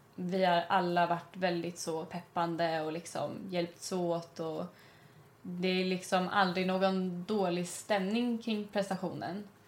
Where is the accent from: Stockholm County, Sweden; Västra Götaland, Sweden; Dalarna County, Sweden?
Stockholm County, Sweden; Stockholm; jag är från Stockholm